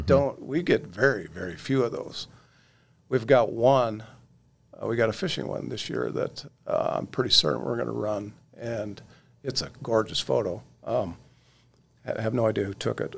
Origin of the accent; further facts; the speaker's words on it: Oregon, United States; moved away as an adult; now in North Dakota, United States; I grew up in Oregon, and, uh, and like I said, and grew up with a fly rod in my hand